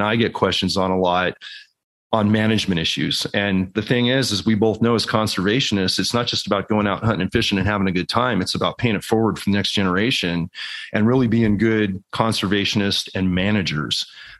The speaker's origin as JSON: {"language": "English", "area": "Silicon Valley", "region": "California", "country": "United States", "tie": "born or raised there", "moved": "yes", "said": "growing up in the creeks of the Silicon Valley where we grew up in California."}